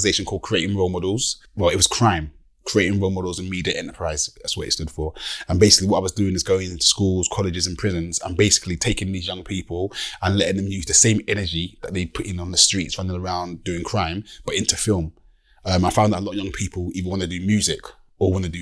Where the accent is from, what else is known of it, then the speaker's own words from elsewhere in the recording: Deal, South East England, United Kingdom; I'm from Deal.